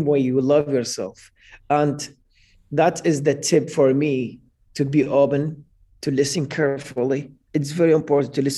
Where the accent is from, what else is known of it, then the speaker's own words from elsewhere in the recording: Iraq; English is a second language; moved away; my home country in Iraq